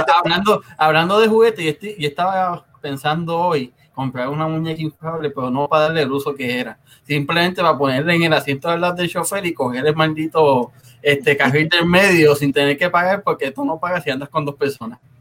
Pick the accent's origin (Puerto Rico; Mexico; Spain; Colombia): Puerto Rico; Río Grande; yo soy de Río Grande